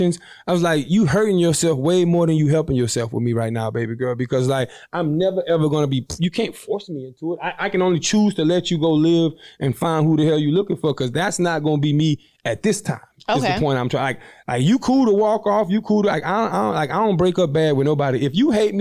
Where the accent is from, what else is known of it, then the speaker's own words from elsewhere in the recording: the South, United States; I'm from the South.